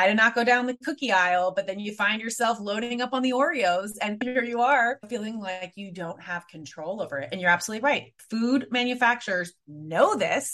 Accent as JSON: {"language": "English", "town": "San Francisco", "region": "California", "country": "United States", "tie": "born or raised there", "also_born_or_lived": "Spain", "said": "I was raised in San Francisco"}